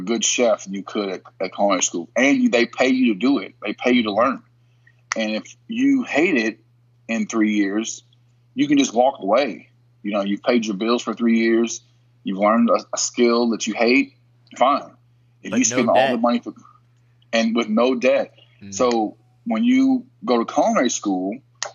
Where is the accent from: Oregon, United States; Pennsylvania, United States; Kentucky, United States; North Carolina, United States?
Kentucky, United States; also born or lived in Pittsburgh; I was from Kentucky.